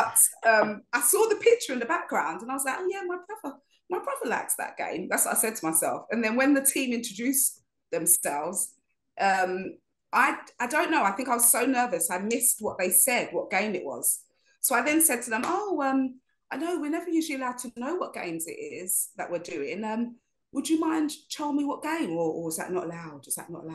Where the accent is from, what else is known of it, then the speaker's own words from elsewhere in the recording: London, United Kingdom; accent: inner city London; I kept on mixing up my THs with my Vs and things like that, like you do in London, like inner city London.